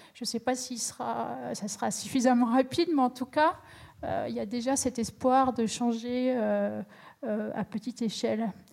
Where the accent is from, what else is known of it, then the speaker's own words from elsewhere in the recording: Champagne, Grand Est, France; je viens de la Champagne